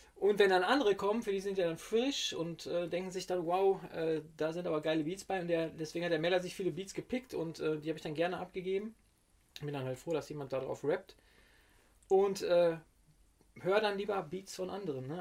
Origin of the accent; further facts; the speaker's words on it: Witten, North Rhine-Westphalia, Germany; ich komme ja aus Witten zwar, aber noch so ein kleines Dörfchen noch davor